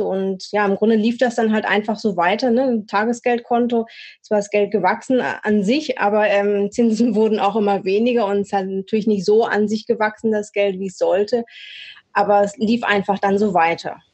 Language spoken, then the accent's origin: German; Swabia, near Stuttgart, Baden-Württemberg, Germany; moved away as an adult; now in Hamburg, Germany; Ursprünglich komme ich aus dem Schwabenländle ähm, in der Nähe von Stuttgart, lebe jetzt aber auch schon seit über zehn Jahren, so ein bisschen mit Unterbrechungen, hier im schönen Hamburg